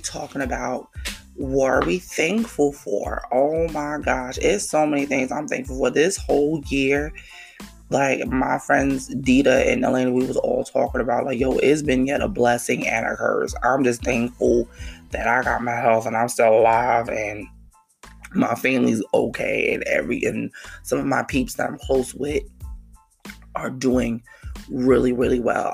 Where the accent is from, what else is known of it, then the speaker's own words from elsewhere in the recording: New York City, New York, United States; now in New Jersey, United States; my hometown, KL, you know, New York City